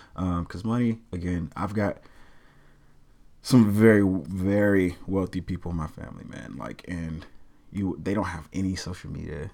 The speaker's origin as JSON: {"language": "English", "region": "the South", "country": "United States", "also_born_or_lived": "Kansas City, Missouri", "said": "I'm from the South, so everybody, everybody's business"}